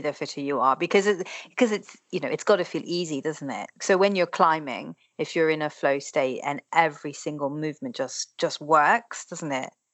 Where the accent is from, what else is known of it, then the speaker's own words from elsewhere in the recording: Ireland; because I grew up in Ireland